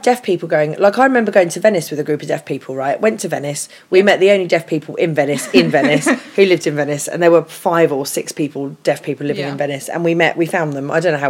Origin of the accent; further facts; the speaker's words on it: England, United Kingdom; the fact that I was from England